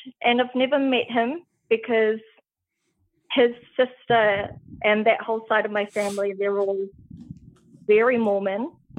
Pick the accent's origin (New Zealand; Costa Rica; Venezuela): New Zealand; also born or lived in Sydney, Australia; now in Gold Coast, Australia; Well, I'm actually from New Zealand.